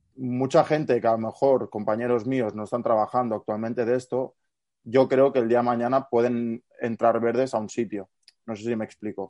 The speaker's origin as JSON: {"language": "Spanish", "town": "Barcelona", "region": "Catalonia", "country": "Spain", "said": "yo no, vivo en Girona, es decir, yo soy de Barcelona"}